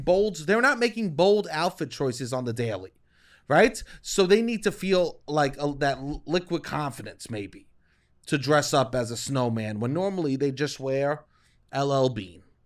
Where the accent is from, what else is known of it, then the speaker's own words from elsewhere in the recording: United States; now in Brooklyn, United States; I'm a boy that grew up in the suburbs and that went to chain restaurants